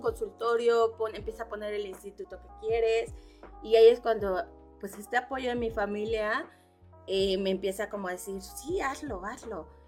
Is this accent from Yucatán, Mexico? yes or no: no; Cuernavaca, Morelos, Mexico; also born or lived in Mexico City; yo soy de la Ciudad de México, nací en la Ciudad de México, a muy, temprana edad, muy chica, nos venimos para Cuernavaca